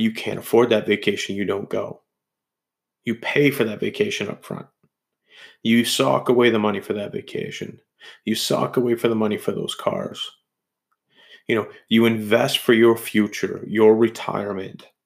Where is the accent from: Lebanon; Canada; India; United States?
Canada; as Canadians